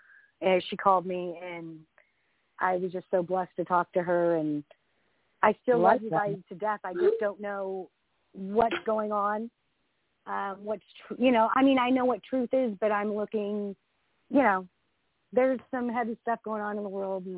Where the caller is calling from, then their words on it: Northern California, United States; I'm calling from California, Northern California.